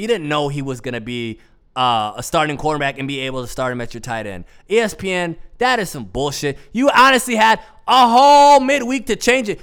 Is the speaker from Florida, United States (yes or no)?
no; Minnesota, United States; I am from Minnesota